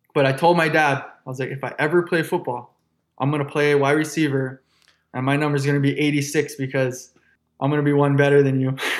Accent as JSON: {"language": "English", "town": "Honolulu", "region": "Hawaii", "country": "United States", "tie": "born or raised there", "said": "I'm born and raised in Honolulu, Hawaii."}